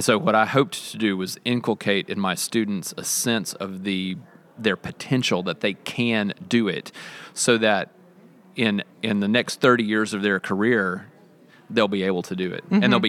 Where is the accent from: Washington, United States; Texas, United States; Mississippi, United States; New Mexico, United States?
Mississippi, United States; accent: Southern; I'm from Mississippi. You can hear my accent coming through just a little bit. It ramps up when I talk to Southerners, and I've been talking to Southerners most of the day, so it comes back.